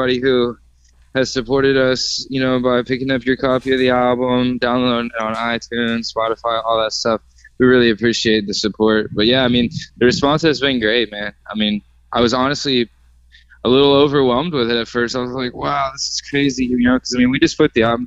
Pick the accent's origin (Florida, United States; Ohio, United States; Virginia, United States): Virginia, United States; moved away as an adult; also born or lived in Outer Banks, North Carolina; I grew up around Virginia